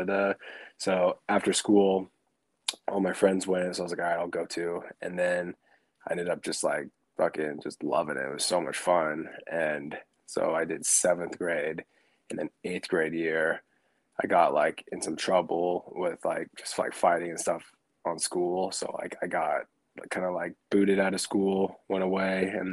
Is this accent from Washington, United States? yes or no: yes; Port Angeles, Washington, United States; moved away; also born or lived in Sequim, Washington / Tacoma, Washington / Puyallup, Washington; I was born and raised over up in Washington. I was born in Port Angeles, Washington